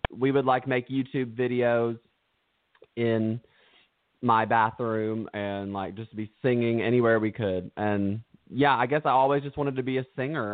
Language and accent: English; Stearns, Kentucky, United States; I'm from Stearns, Kentucky